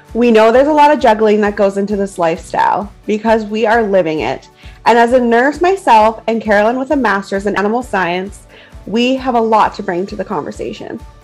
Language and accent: English; Canadian Prairies, Canada; We are two Canadian prairie ladies raising babies, riding horses, and living the country life.